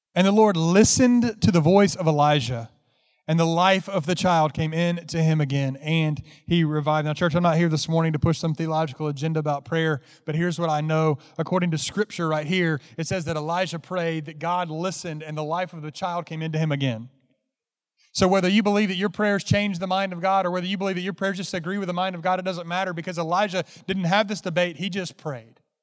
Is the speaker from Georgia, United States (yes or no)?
yes; Carrollton, Georgia, United States; moved away; also born or lived in Memphis, Tennessee; Carrollton, Georgia is where I grew up